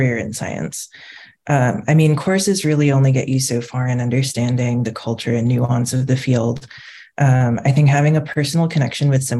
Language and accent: English; Southern California, United States; moved away as an adult; also born or lived in Washington, D.C. / Virginia; I grew up in Southern California